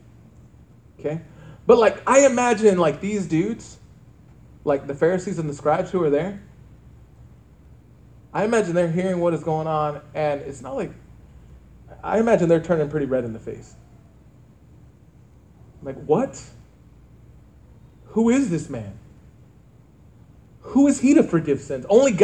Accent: Earth, Texas, United States; moved away; when I grew up, I lived in a small town called Earth, Texas

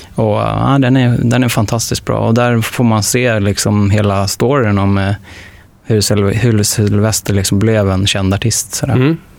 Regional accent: Stockholm, Stockholm County, Sweden; jag är uppväxt mycket på Södermalm

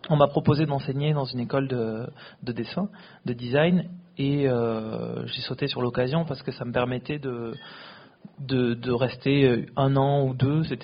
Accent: France; moved away as an adult; also born or lived in Bangalore, India; quand on a grandi en France, qu'on est né, qu'on a grandi en France, comme c'était mon cas.

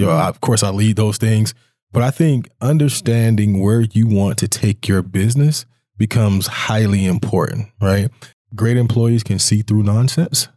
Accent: Jacksonville, Florida, United States; also born or lived in Reno, Nevada; now in Billings, United States; I'm originally from Jacksonville, Florida, but I came here via Reno, Nevada

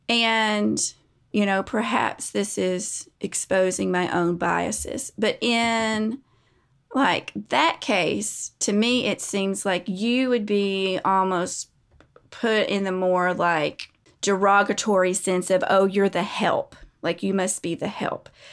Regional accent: United States; We are American.

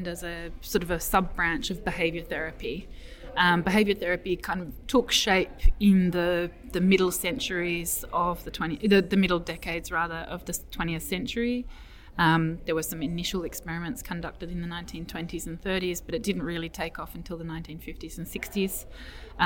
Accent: Melbourne, Victoria, Australia; now in Edinburgh, United Kingdom; I come from Melbourne originally.

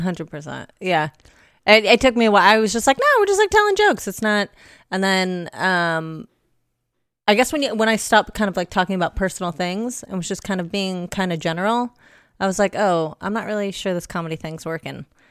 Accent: Los Angeles, California, United States; my mom's from, from L A as well. Born and raised.

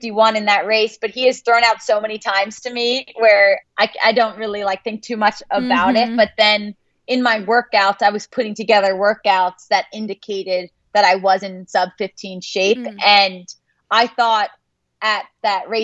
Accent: New Jersey, United States; I'm from New Jersey.

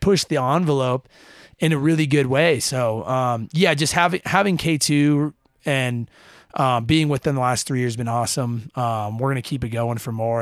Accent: Utah, United States; so super fortunate to grow up in a place like Utah

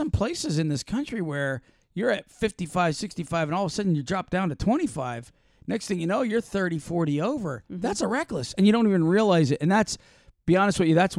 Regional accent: Florida, United States; Well, you know, like Stark and Waldo, Florida, right? Because we're from Florida.

